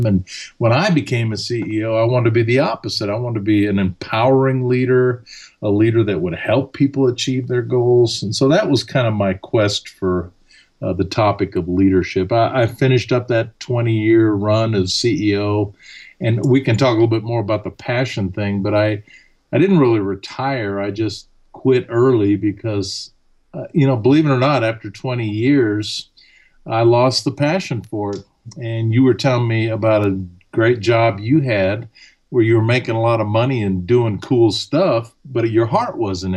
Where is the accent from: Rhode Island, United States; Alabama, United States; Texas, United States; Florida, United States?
Alabama, United States; first language German; English is a second language; also born or lived in Vienna, Austria; I grew up in Alabama.